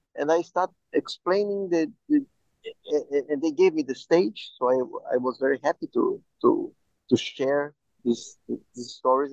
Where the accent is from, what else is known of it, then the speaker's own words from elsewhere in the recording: Brazil; I am Jew, I am Jew from Brazil